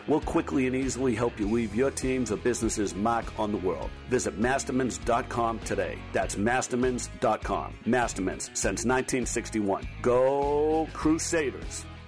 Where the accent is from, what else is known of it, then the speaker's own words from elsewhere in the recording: Chicago, Illinois, United States; growing up in Chicago